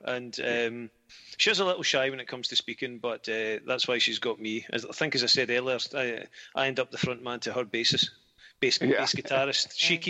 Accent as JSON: {"language": "English", "region": "Scotland", "country": "United Kingdom", "said": "I'm from Scotland."}